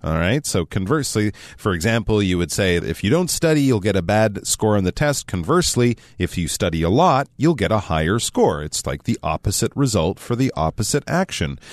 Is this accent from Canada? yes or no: yes; Canada; I'm Canadian